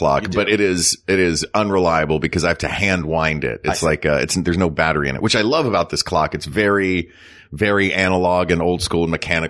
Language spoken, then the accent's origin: English; the South, United States; Well, I mean, I'm from the South. Like, it was a staple in the South growing up.